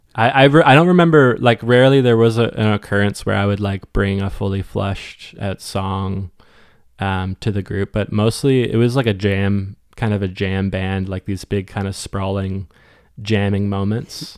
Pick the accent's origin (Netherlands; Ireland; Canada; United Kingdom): Canada; Westport, Ontario; moved away as an adult; also born or lived in Cobourg, Ontario / Ottawa / Halifax / Toronto; now in St. John's, Canada; somewhere in the middle of elementary, I moved to Westport, Ontario, uh, which is a small town, like, north of, um, Kingston, about forty-five minutes